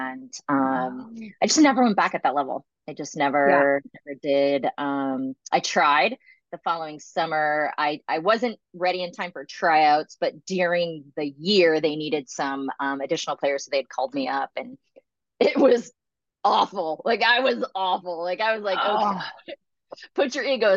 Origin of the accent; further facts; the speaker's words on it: Arizona, United States; I grew up in Arizona